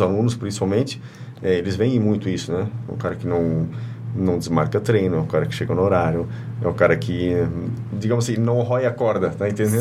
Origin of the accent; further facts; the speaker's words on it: Curitiba, Paraná, Brazil; also born or lived in Presidente Getúlio; now in Blumenau, Brazil; eu sou natural de Curitiba e aproximadamente com 9, 10 anos eu morei um ano aqui em Presidente Getúlio